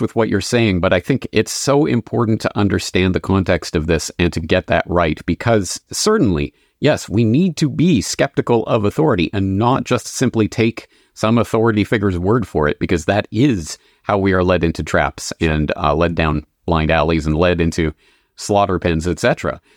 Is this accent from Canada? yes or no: yes; Canada; moved away as an adult; also born or lived in Dublin, Ireland; now in Japan; I am a Canadian, born and raised